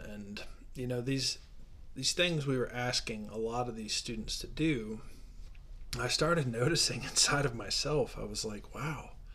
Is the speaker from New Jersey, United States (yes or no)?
no; Ohio, United States; moved away as an adult; now in Denver, United States; growing up in Ohio